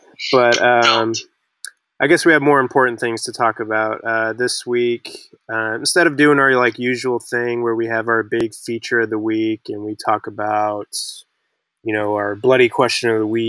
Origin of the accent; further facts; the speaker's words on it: Dallas, Texas, United States; I'm from Dallas